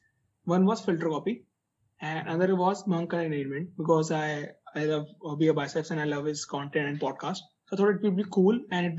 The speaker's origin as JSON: {"language": "English", "town": "Muzaffarnagar", "region": "Uttar Pradesh", "country": "India", "also_born_or_lived": "Chandigarh", "said": "I'm actually from Muzaffarnagar."}